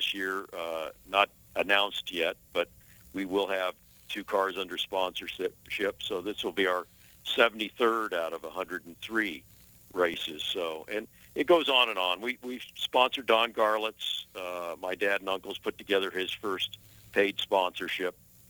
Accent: Jacksonville, Florida, United States; I was born in Jacksonville, Florida there. I am a Floridian by birth, and my family spent 10 years in North Florida there

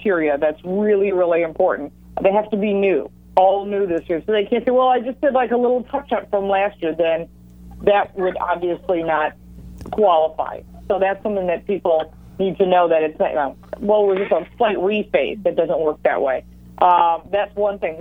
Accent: Dearborn, Michigan, United States; moved away; I'm originally from Dearborn.

